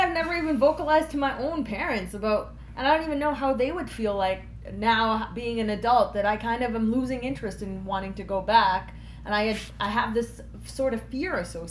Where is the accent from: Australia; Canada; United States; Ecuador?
Canada; also born or lived in Germany; I'm from Canada, but if you're asking about where I'm born, I was born in Germany